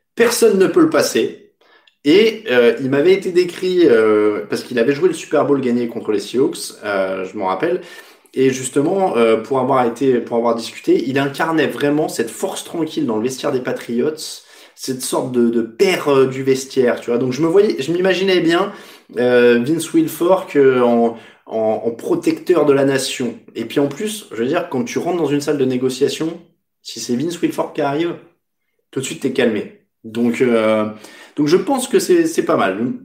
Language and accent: French; France; chez nous en France